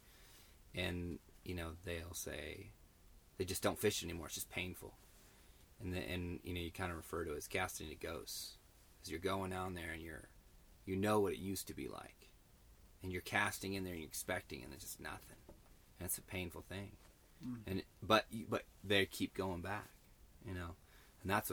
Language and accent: English; California, United States; I'm from California